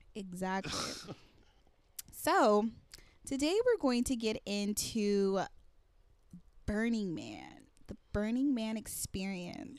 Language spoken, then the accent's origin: English; California, United States; I'm from California